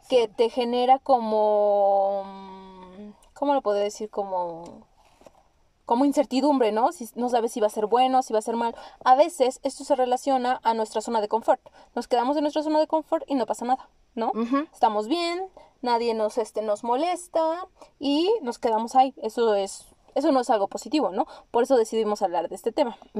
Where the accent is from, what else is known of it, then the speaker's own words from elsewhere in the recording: Mexico; Nosotros que somos mexicanas, eso no pasa aquí en México